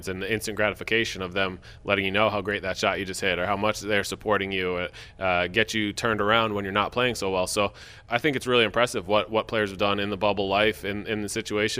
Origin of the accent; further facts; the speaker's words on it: United States; as an American male